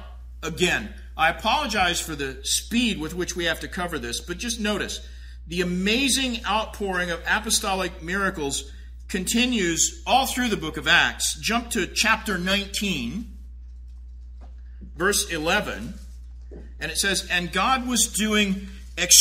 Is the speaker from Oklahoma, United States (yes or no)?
yes; Tulsa, Oklahoma, United States; I grew up in Tulsa